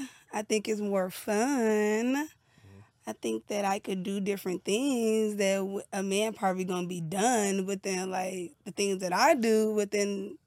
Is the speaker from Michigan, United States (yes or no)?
no; Chicago, Illinois, United States; I'm from Chicago.